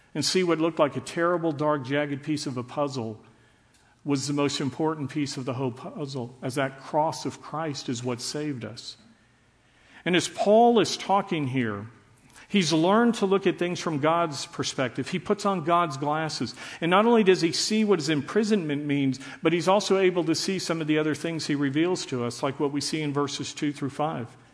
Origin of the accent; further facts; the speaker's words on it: Dallas, Texas, United States; I grew up in Dallas under desegregation